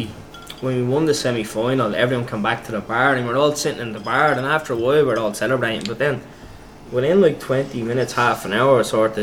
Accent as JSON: {"language": "English", "town": "Dublin", "region": "Leinster", "country": "Ireland", "tie": "born or raised there"}